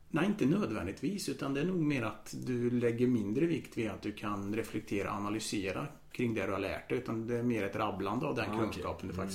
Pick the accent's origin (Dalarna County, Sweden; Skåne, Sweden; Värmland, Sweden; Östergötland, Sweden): Värmland, Sweden; Karlstad; also born or lived in Vienna, Austria; Wien. Flyttade till Sverige när jag var sju. Har bott här sedan dess. Är väl egentligen kan man säga Karlstad-kille från början. Jag har bott i Karlstad hela mitt vuxna liv förutom när jag pluggade utomlands.